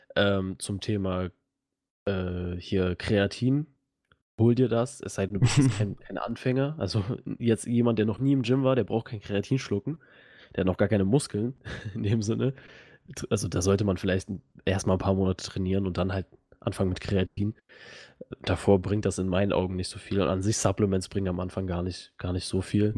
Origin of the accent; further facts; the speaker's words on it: Russia; now in Germany; ich komme ja auch aus Russland